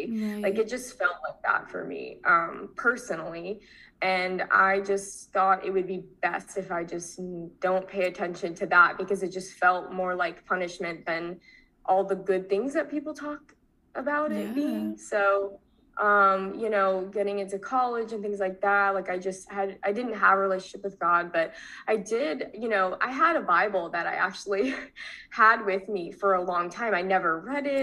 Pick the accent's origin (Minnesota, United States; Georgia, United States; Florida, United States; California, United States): Florida, United States; Tampa; also born or lived in Long Island, New York; I moved to Florida